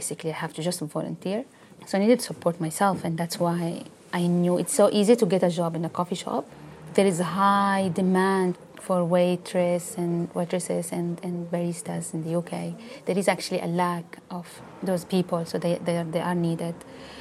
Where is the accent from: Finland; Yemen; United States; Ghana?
Yemen; moved away as an adult; now in United Kingdom; I come from Yemen